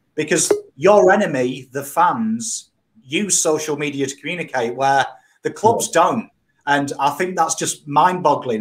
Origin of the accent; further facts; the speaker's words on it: England, United Kingdom; moved away as an adult; now in Australia; you introduce me as British